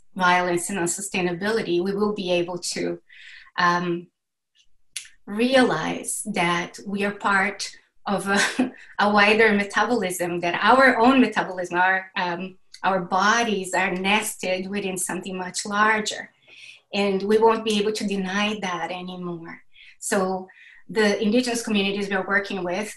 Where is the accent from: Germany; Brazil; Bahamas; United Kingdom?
Brazil; I was born and raised in Brazil